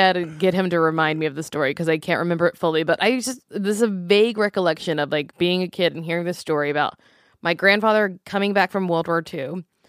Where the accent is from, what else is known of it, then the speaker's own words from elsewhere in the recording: Louisiana, United States; I was born into it because I'm from Louisiana.